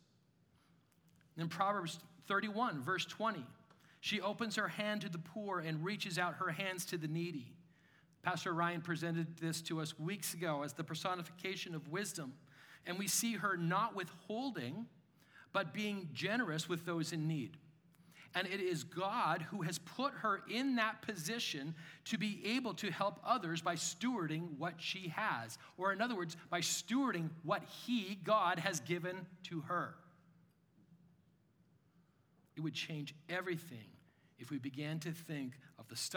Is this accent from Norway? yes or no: no; Canada; I'm a Canadian.